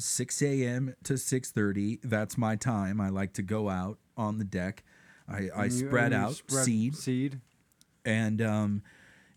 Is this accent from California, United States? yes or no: yes; Lake Arrowhead, California, United States; also born or lived in Crestline; I grew up in Crestline and Lake Arrowhead